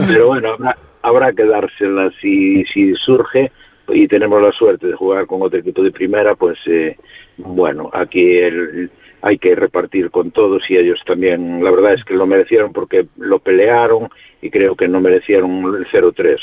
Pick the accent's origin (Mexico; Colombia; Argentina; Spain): Spain; Vilagarcía de Arousa, Galicia; la comarca en un radio de 20 kilómetros somos ciento y pico, 200.000